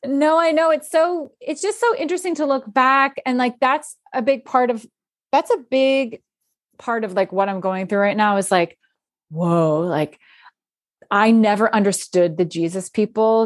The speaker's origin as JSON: {"language": "English", "area": "outside Philadelphia", "region": "Pennsylvania", "country": "United States", "tie": "born or raised there", "also_born_or_lived": "New York City", "moved": "as an adult", "said": "I grew up outside Phil-, Philadelphia where I actually live right"}